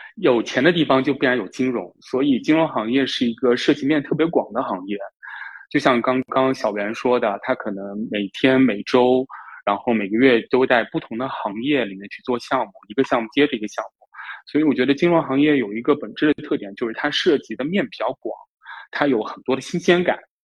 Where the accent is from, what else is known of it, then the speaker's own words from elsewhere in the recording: Jiangsu, China; 我来自江苏，然后现在就职于一个政策型银行的公司信贷部